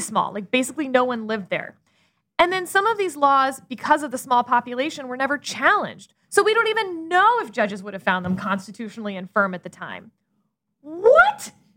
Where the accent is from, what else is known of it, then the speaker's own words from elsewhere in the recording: Texas, United States; I'm a Texan